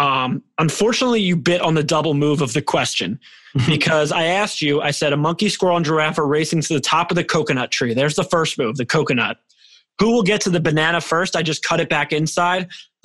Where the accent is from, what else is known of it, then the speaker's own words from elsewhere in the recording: Philadelphia, Pennsylvania, United States; I told you I'm from Philly, which means I'm a diehard Eagles fan.